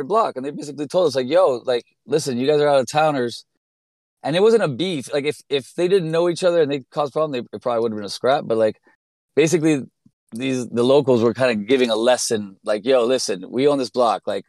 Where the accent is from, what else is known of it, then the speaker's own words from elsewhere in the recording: Miami, Florida, United States; moved away as an adult; also born or lived in Brooklyn; now in New York, United States; I grew up in Miami. I grew up as a graffiti writer since I was like 13 years old. I was just incredibly embedded in this culture here until I left at 18